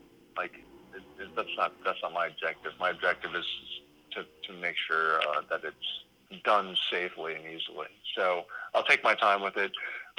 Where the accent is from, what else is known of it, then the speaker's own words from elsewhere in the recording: Louisiana, United States; also born or lived in Gulf Coast; I'm from Louisiana, and I'm in New York